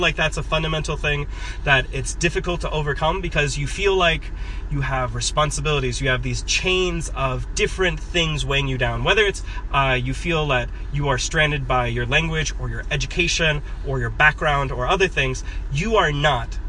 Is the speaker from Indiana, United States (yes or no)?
no; Oshkosh, Wisconsin, United States; moved away as an adult; now in Tianjin, China; I grew up in Oshkosh, Wisconsin, and I went to Oshkosh West High School